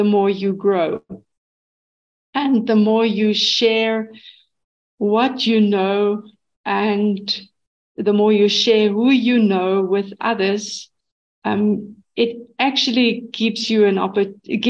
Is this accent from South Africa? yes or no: yes; South Africa; I'm born in South Africa. I'm a South African